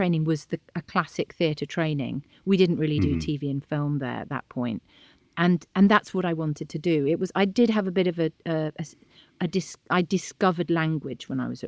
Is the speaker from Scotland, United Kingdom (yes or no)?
no; Bath, South West England, United Kingdom; I was born in Bath